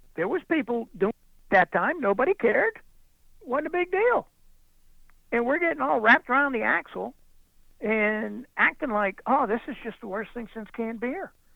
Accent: United States; I'm an American

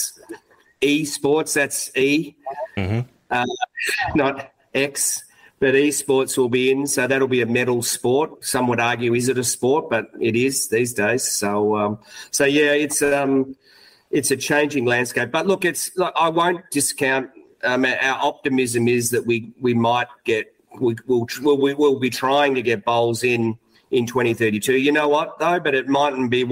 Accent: Melbourne, Victoria, Australia; I come from Melbourne in Victoria, so it's my home state

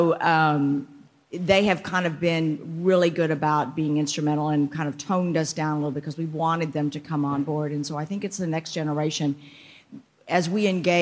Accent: McAllen, Texas, United States; we grew up in the Valley, went to school here

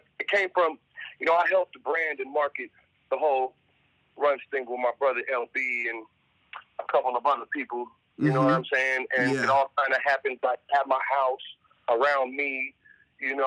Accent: Sacramento, California, United States; moved away as an adult; now in Los Angeles, United States; I grew up in South Sacramento where we prided ourselves on having good weed

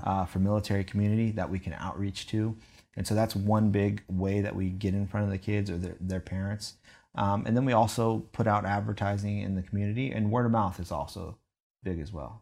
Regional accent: San Diego, California, United States; I'm originally from San Diego, California

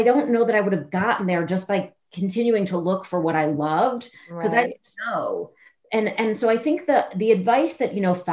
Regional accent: Chicago, Illinois, United States; I'm from Chicago.

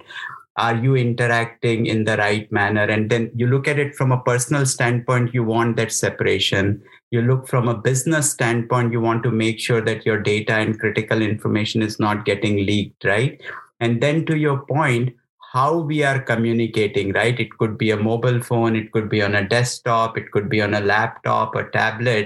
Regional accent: India; moved away as an adult; also born or lived in United Kingdom; I grew up in India, studied there as an engineer, went to UK for work, did some work in India as well. And then opportunity just brought me here

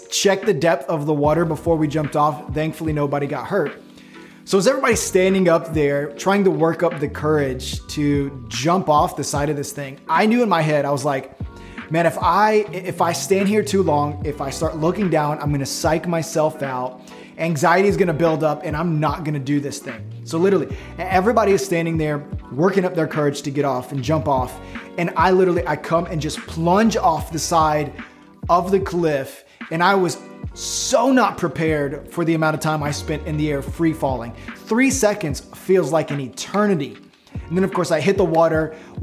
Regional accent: Florida, United States; I'm from Florida

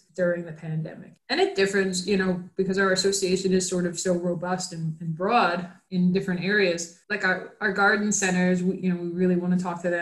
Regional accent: New York, United States; moved away as an adult; now in Florida, United States; New York, which was my home state

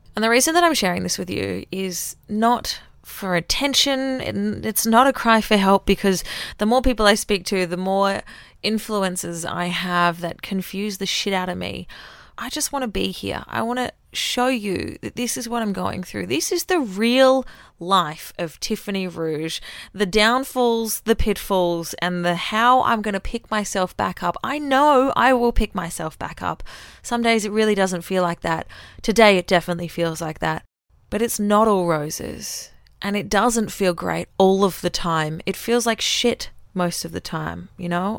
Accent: Australia; accent: Australian; moved away as an adult; now in Auckland, New Zealand; I sound Australian because I am Australian

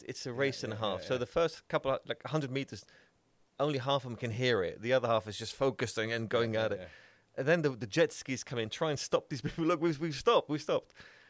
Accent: Bradford, Yorkshire and the Humber, United Kingdom; I'm from Bradford.

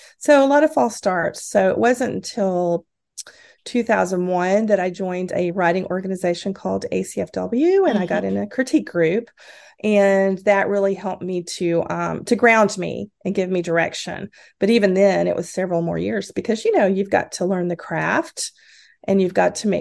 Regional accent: Texas, United States; now in Washington State, United States; I am originally from Texas

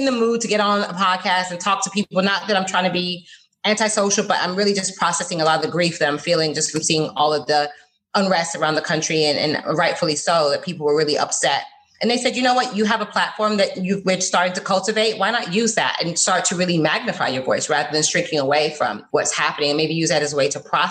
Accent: Fort Lauderdale, Florida, United States; also born or lived in London, United Kingdom / Miami, Florida; now in West Palm Beach, United States; But I'm from Fort Lauderdale. I grew up in Fort Lauderdale. I live in West Palm Beach

